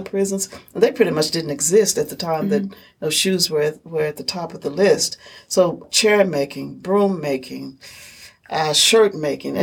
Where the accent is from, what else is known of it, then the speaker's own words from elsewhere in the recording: Kentucky, United States; being from Kentucky